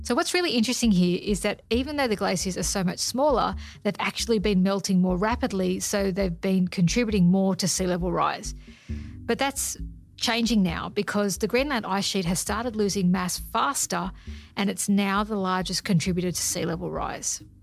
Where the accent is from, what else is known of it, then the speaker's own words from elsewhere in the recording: Sydney, New South Wales, Australia; I grew up in Sydney